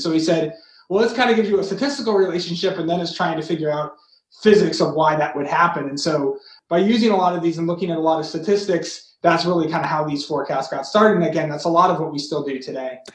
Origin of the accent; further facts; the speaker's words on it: Massachusetts, United States; I grew up in Massachusetts